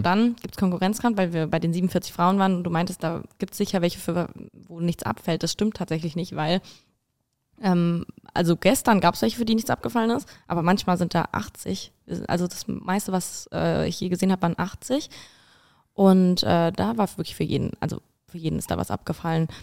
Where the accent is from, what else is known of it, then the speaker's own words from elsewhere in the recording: Italy; now in Berlin, Germany; ich bin Italienerin.